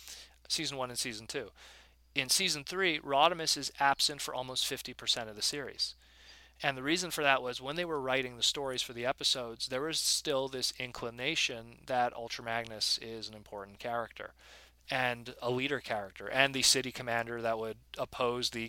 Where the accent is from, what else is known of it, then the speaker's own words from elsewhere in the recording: Canada; I'm Canadian